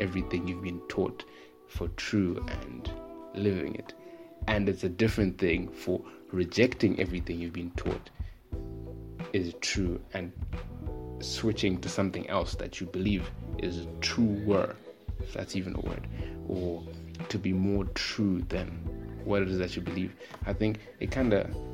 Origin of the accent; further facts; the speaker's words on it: Zimbabwe; I'm from Zim